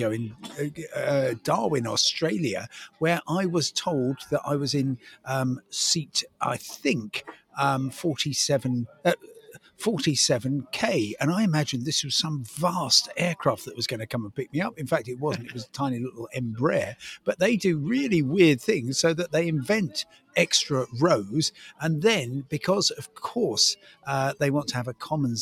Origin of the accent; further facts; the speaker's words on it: Crawley, South East England, United Kingdom; growing up in Crawley